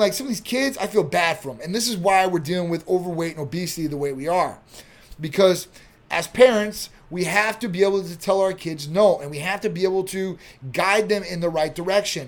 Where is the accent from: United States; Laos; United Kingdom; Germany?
United States; Chicago, Illinois; moved away; I'm from Chicago area.